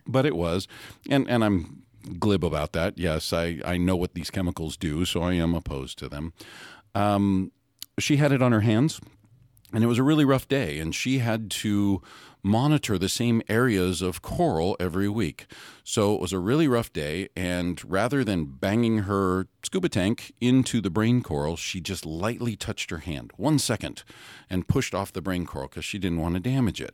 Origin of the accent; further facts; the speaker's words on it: Hawaii, United States; I grew up in Hawaii